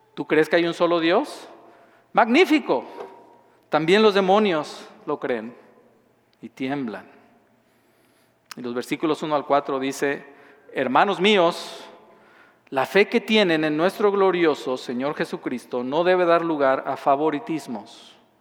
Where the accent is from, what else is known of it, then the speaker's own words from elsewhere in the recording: southern Mexico, Mexico; moved away; yo nací y crecí en, en México, en un estado al sur del país